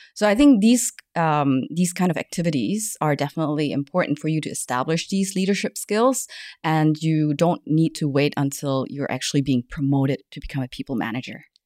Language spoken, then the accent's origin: English; Germany; accent: German English; moved away as an adult; also born or lived in Malaysia / United States; now in Hong Kong; I was born in Malaysia, but then I grew up in Germany, spent a couple of years in the States